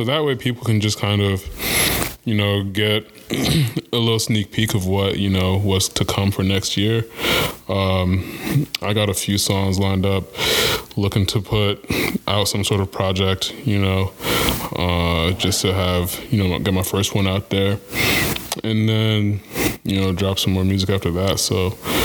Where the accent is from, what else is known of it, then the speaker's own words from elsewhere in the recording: Kenya; moved away; I am Kenyan